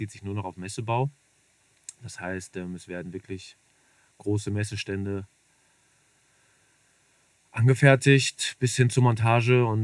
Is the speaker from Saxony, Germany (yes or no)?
no; North Rhine-Westphalia, Germany; es ist nicht mehr das Ruhrgebiet, sondern der Beginn vom Sauerland, wo ich groß geworden bin.